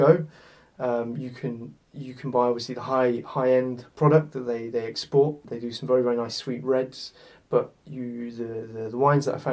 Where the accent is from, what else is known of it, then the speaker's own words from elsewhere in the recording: United Kingdom; We're British